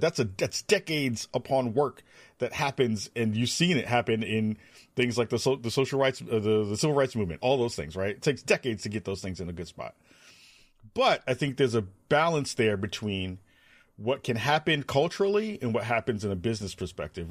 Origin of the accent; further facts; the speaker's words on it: New York City, New York, United States; moved away; growing up in the Bronx, back home in New York